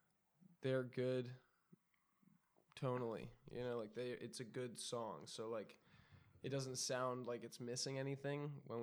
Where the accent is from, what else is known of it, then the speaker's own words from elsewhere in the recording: Orange County, Southern California, United States; I grew up in Southern California in Orange County, like Anaheim and Orange